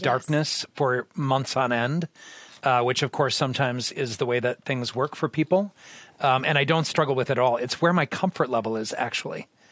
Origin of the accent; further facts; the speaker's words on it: Austin, Minnesota, United States; moved away; I'm originally from the Austin area.